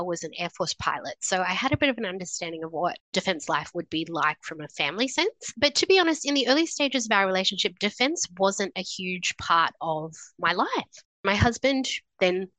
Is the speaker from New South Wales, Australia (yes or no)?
yes; New South Wales, Australia; moved away as an adult; also born or lived in Sydney / Brisbane; I grew up in New South Wales, lived in Sydney after I finished university